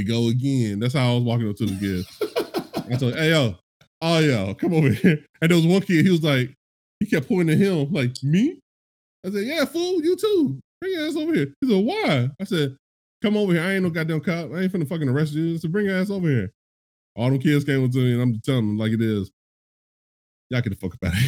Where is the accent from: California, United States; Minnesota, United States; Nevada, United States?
California, United States; moved away; When I was growing up in California